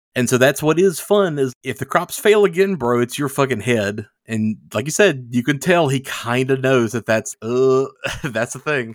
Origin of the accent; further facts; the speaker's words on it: the Bible Belt, United States; growing up in the Bible Belt